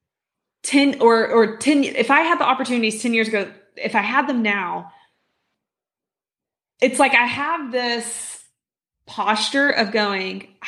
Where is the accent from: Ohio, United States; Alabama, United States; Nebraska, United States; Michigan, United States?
Alabama, United States; Birmingham; I'm from Birmingham